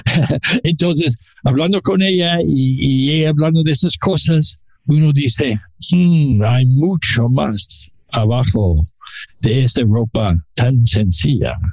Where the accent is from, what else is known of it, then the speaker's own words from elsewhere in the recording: Mexico City, Mexico; Los dos somos chilangos.